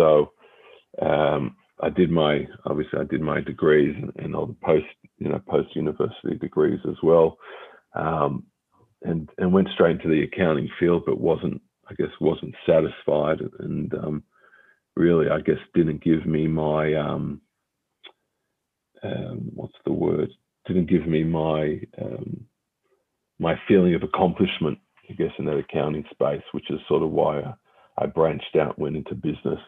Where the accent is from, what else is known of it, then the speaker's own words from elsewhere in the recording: Melbourne, Victoria, Australia; we were born and raised in Melbourne, had my schooling in Melbourne, university, Monash Full Scholarship out in Melbourne as well